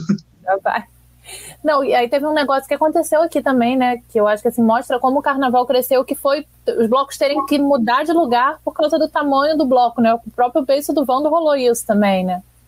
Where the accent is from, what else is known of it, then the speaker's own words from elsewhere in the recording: Rio de Janeiro, Brazil; eu que sou daqui, nascida e criada no Rio